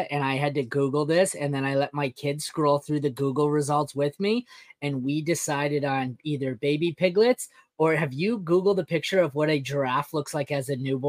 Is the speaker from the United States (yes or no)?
no; Canada; I'm from Canada and I'm a hockey fan.